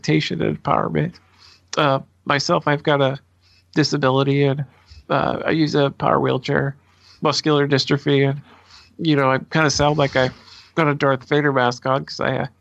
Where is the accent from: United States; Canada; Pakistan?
United States; Portland, Oregon; I'm a native Oregonian, fourth, fifth generation, something like that, born and raised in the Portland area